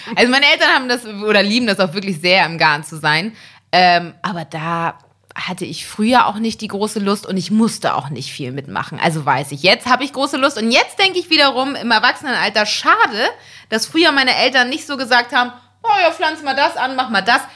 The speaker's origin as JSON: {"language": "German", "town": "Elmshorn", "region": "Schleswig-Holstein", "country": "Germany", "tie": "born or raised there", "said": "es ist eine Kleinstadt, Elmshorn, wo ich aufgewachsen bin"}